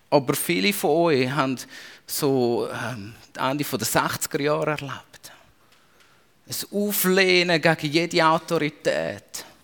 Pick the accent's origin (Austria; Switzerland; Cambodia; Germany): Switzerland; aber wir haben das in uns innebehalten als Schweizer.